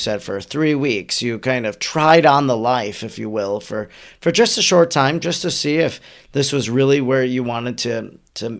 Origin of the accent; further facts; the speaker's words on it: Wisconsin, United States; I'm from Wisconsin